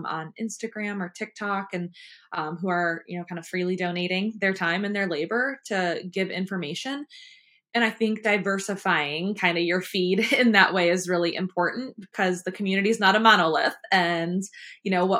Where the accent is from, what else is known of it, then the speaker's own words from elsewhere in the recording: Michigan, United States; now in American South; I am from the North, and in Michigan, we say you guys this, you guys